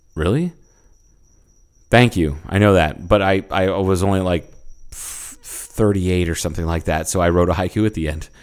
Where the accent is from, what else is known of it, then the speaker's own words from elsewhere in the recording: Ohio, United States; I'm from Ohio